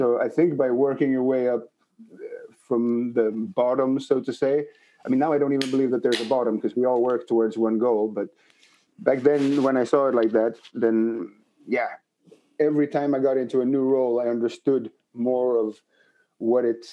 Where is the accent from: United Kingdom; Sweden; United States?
Sweden; Malmö, Skåne; moved away as an adult; now in Rotterdam, Netherlands; I was born in Sweden in 1979